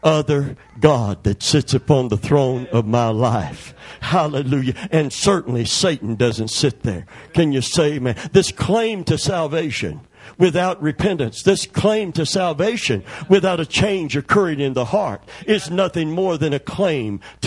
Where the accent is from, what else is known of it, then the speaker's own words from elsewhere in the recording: Kentucky, United States; I'm from Kentucky